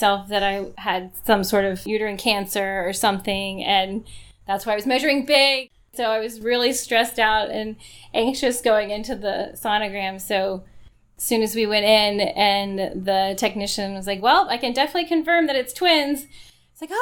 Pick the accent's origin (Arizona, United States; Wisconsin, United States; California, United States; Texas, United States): Texas, United States; moved away; I'm from Texas, but none of our children have ever lived in Texas